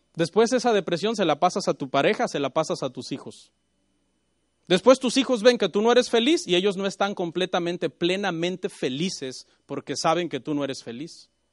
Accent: Mexico; Yo soy mexicano

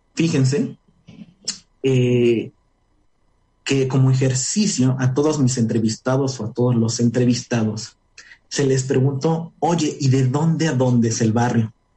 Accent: Puebla, Mexico; also born or lived in Nayarit; soy orgullosamente de aquí, soy de Puebla

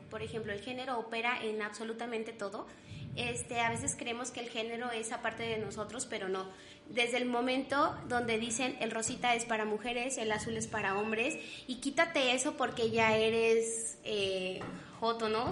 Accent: Mexico; estamos tan, tan constituidos como mexicanos

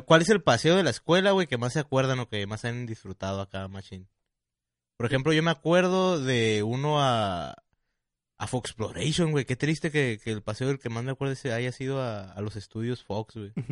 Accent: Tijuana, Baja California, Mexico; nosotros que somos de aquí de Tijuana

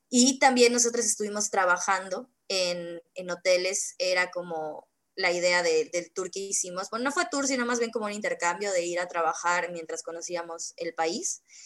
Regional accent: Mérida, Yucatán, Mexico; yo soy de Mérida, Yucatán

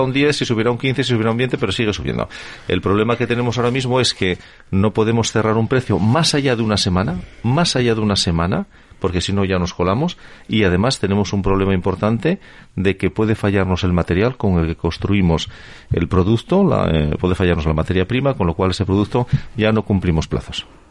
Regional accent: Spain; así somos los españoles

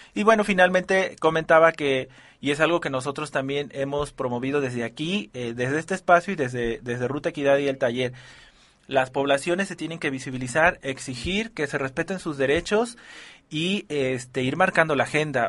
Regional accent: Mexico; valores que ya tenemos como, como, como mexicanos

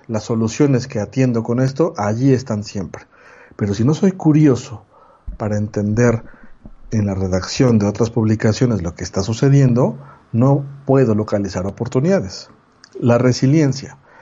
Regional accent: Mexico; mexicano, 40 años

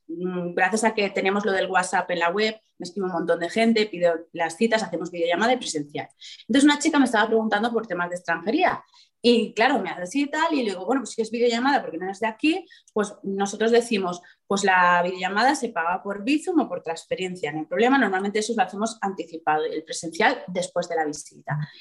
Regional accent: Gandia, Valencian Community, Spain; yo soy de Gandía, viene mucho turista, gente de Madrid

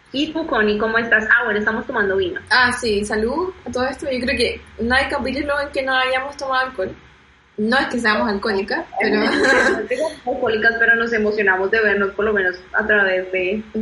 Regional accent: Colombia; moved away as an adult; now in Germany; de Colombia

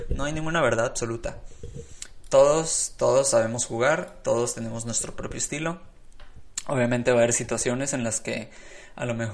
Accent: Hermosillo, Sonora, Mexico; bueno, yo soy de Hermosillo, Sonora, ¿no? Pero no, es que allá en, Guadalajara juegan, juegan como locos porque es mucha gente que tiene mucho dinero

